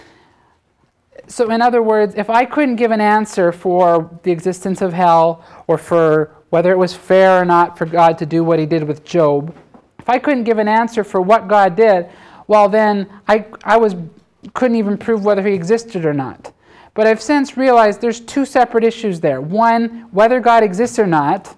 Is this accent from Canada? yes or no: yes; Canada; I'm a Canadian.